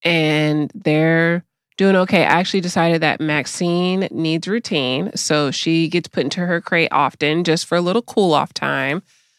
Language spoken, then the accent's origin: English; United States; Because I'm an American.